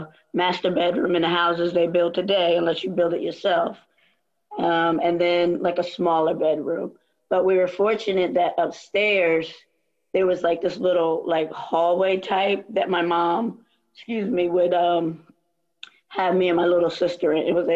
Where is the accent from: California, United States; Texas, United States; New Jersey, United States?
New Jersey, United States; Trenton; moved away as an adult; also born or lived in Wilmington, North Carolina / Virginia / Washington, District of Columbia, United States / Albany; I originally born and raised outside of Trenton, New Jersey